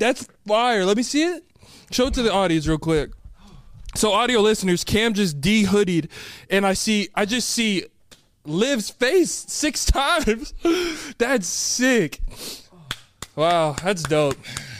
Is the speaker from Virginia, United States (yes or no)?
no; Austin, Texas, United States; it's my hometown.